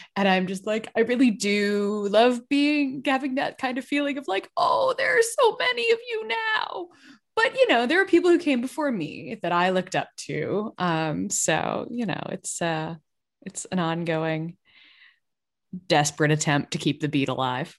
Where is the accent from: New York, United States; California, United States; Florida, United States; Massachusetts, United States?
Massachusetts, United States; I grew up in Massachusetts